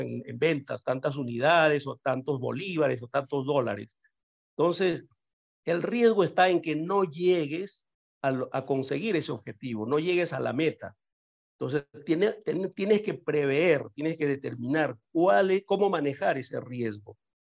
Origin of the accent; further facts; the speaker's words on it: Peru; moved away; also born or lived in Caracas, Venezuela; yo nací en Perú, efectivamente, ahora estoy en Perú nuevamente, pero bueno, yo emigré de Perú a Venezuela, bastante joven